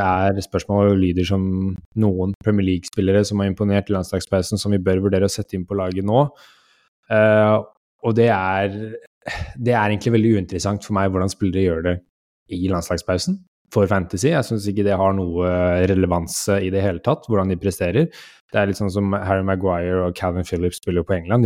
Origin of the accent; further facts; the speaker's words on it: Norway; vi er nordmenn